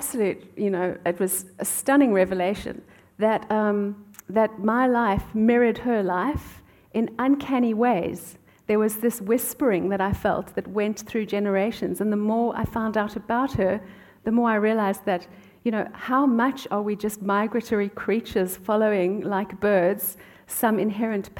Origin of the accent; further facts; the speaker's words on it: South Africa; moved away; I grew up in South Africa